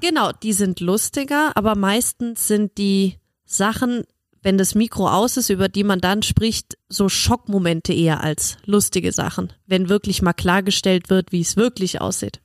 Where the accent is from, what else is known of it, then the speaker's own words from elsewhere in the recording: Germany; ich als Deutsche